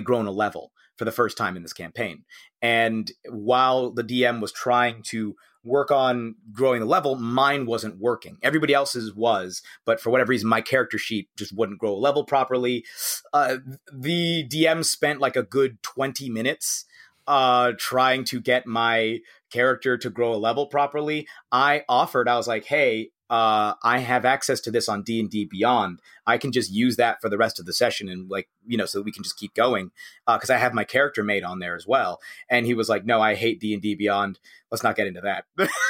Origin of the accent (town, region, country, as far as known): United States; also born or lived in United Kingdom